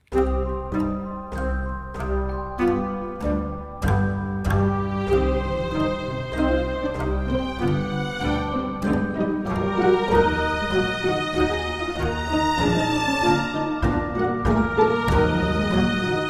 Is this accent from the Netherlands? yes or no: yes; Netherlands; I was born in the Netherlands, so I'm kind of from the Netherlands, grew up there, and my dad is English.